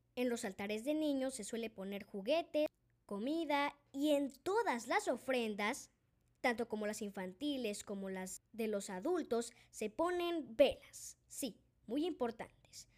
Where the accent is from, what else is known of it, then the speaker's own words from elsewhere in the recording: Mexico; Yo vengo de México y lo conozco muy bien